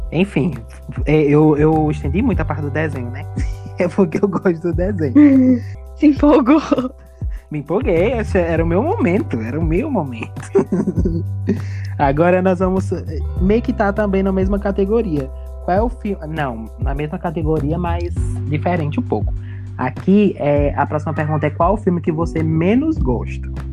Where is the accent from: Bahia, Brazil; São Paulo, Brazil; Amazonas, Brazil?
Bahia, Brazil; Juazeiro; A gente aqui vive no Nordeste, né? Nós somos da Bahia, da região norte da Bahia, Juazeiro, Bahia